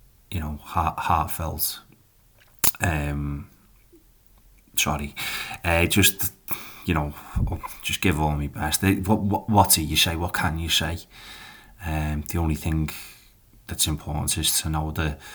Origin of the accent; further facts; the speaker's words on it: Liverpool, North West England, United Kingdom; now in Columbus, United States; I am a Scouser and I'm from Liverpool